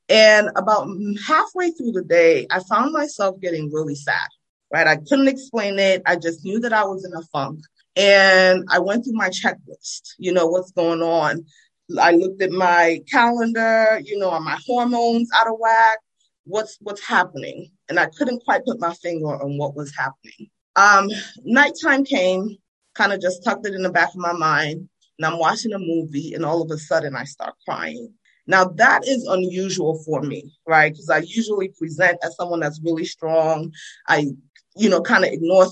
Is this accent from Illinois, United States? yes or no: no; New Jersey, United States; accent: Jersey; also born or lived in Freetown, Sierra Leone; now in Baltimore, United States; I was born in Freetown. I came to the United States when I was 9 years old. I grew up in New Jersey